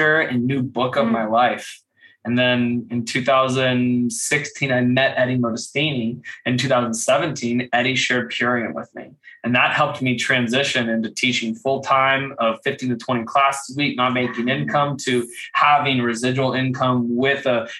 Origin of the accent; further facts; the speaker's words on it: Kentucky, United States; growing up in Kentucky